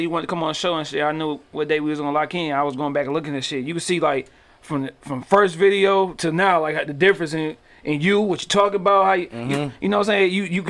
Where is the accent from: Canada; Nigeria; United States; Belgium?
United States; Detroit, Michigan; I'm from the hood. I'm from East Warren, dog, in Cooper